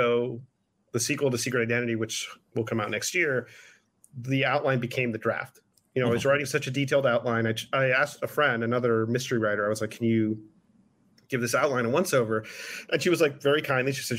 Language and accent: English; United States; my hometown. It's going to be about someone like me, Cuban American